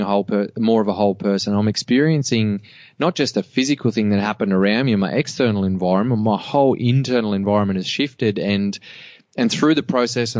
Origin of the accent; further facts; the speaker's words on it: Cobar, New South Wales, Australia; I grew up in Cobar